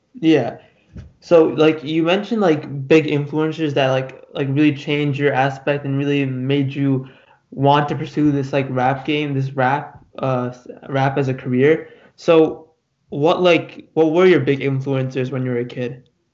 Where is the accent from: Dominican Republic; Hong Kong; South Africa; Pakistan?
Pakistan; I'm I'm from Pakistan